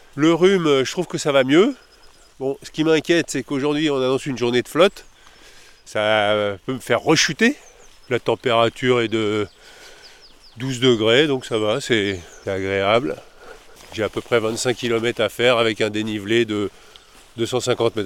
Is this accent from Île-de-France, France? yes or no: yes; Paris, Île-de-France, France; je suis de Paris